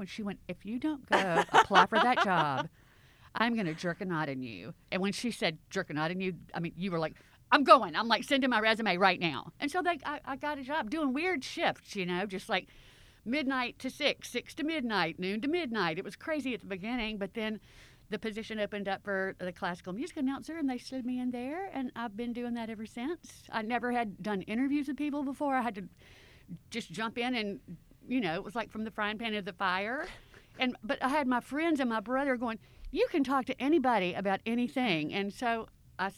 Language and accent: English; Clarksdale, Mississippi, United States; now in Memphis, United States; I'm from Clarksdale, Mississippi